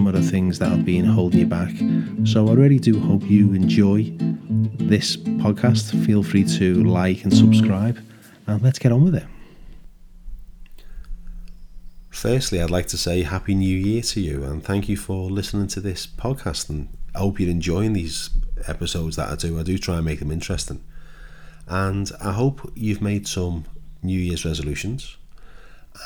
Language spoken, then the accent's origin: English; Liverpool, North West England, United Kingdom; now in Kent, United Kingdom; I live in Kent now, but when I was a young boy, I was born in Liverpool